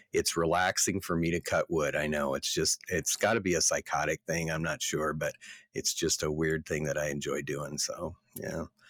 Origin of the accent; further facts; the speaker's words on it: Yankton, South Dakota, United States; the hospital in Yankton, South Dakota in 1964